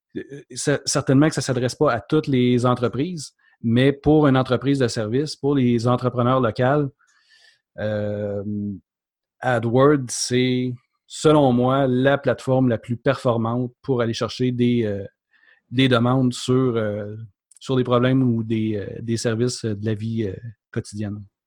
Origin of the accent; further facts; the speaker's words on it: Mont-Laurier, Quebec, Canada; now in Quebec City, Canada; Je suis pas originaire de Québec, je suis euh, de la région de Mont-Laurier. j'ai migré